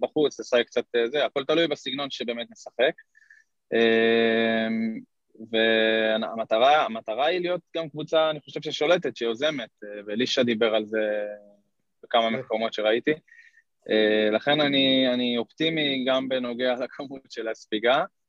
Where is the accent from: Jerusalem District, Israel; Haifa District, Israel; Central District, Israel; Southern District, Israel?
Central District, Israel; Kfar Saba; also born or lived in Netherlands; נולדתי בכפר סבא